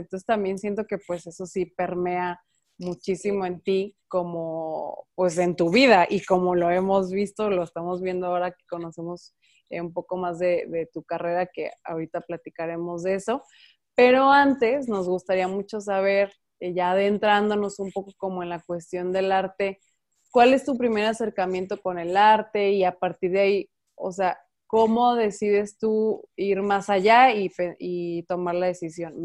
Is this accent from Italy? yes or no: no; Guadalajara, Jalisco, Mexico; also born or lived in Ocotlán; yo soy de aquí de Guadalajara